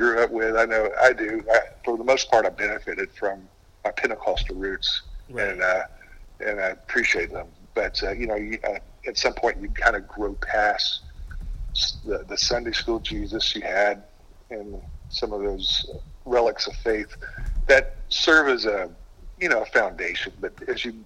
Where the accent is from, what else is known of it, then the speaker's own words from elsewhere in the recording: Gwinnett County, Georgia, United States; I grew up in a trailer park. What was maybe the biggest challenge of that is I grew up in Gwinnett County during that time